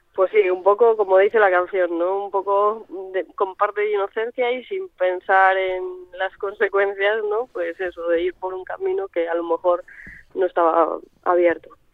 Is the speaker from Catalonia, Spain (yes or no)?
no; Santiago de Compostela, Galicia, Spain; crecí en Santiago